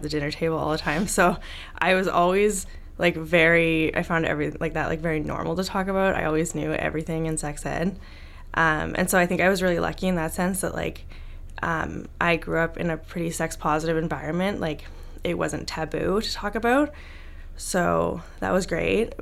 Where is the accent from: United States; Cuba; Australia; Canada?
Canada; Vancouver, British Columbia; I grew up in Vancouver, BC